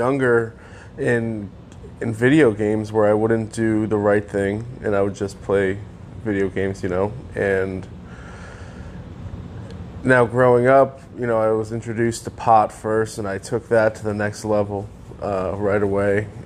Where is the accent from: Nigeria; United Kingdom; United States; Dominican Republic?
United States; Connecticut; I grew up in Connecticut